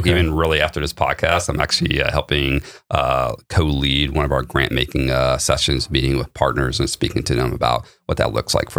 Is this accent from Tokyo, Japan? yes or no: no; Okinawa, Japan; also born or lived in Idaho, United States / Germany / US East Coast South; Surprisingly, yes, but even though I was born there on an Air Force base, I left as a child and moved all around the world. Mostly grew up Okinawa, Japan, Germany, and East Coast South, mostly.